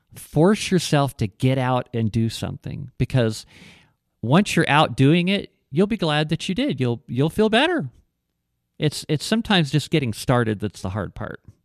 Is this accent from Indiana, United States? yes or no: no; Ohio, United States; moved away as an adult; also born or lived in Texas; I grew up in Ohio and I, uh, moved to, uh, when I was like nineteen, I moved to Texas for a couple of, couple of years